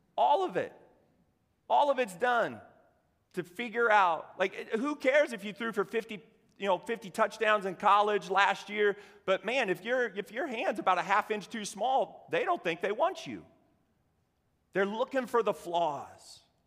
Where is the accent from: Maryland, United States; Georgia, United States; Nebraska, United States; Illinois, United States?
Nebraska, United States; Cozad; I grew up in Cozad, Nebraska, home of the haymakers.